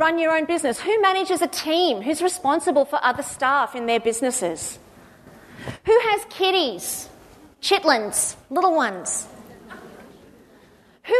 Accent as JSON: {"language": "English", "town": "Cronulla", "region": "New South Wales", "country": "Australia", "said": "I was living in Sydney. I'm originally from Cronulla."}